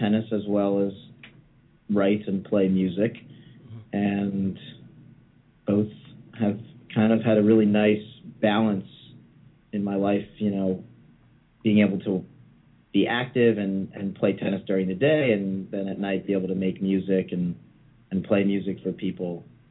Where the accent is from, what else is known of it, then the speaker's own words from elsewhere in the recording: Westchester, New York, United States; moved away as an adult; now in Brooklyn, New York, United States; I grew up in Westchester, which is like a suburb of the city